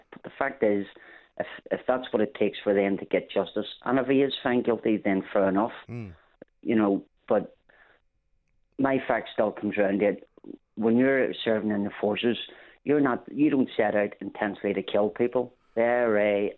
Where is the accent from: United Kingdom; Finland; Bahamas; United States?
United Kingdom; Belfast, Northern Ireland; moved away; grew up on the Falls Road.